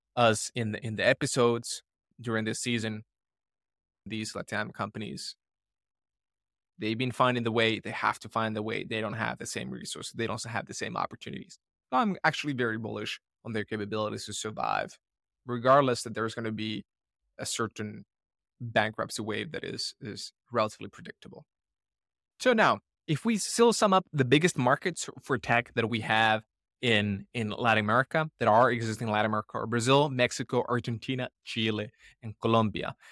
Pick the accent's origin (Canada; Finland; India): Finland; moved away; growing up in Finland